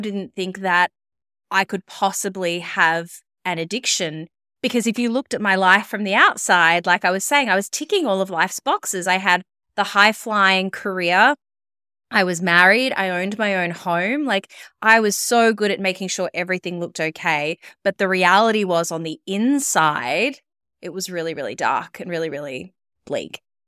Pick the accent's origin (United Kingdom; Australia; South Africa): Australia; Melbourne, Victoria; moved away as an adult; also born or lived in Sydney; I moved back to my hometown of Melbourne.